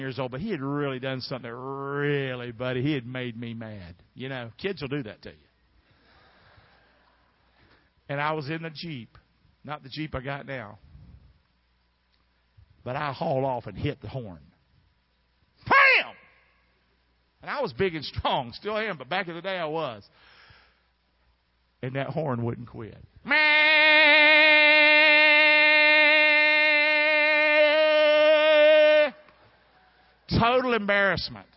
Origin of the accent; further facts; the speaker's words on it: Rockingham, North Carolina, United States; moved away; I'm from Rockingham, North Carolina, and I know what it is to be from Carolina and the Carolina folk